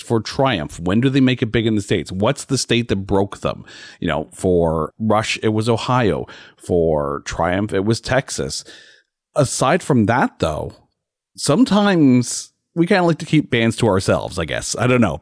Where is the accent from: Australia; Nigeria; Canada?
Canada; as a Canadian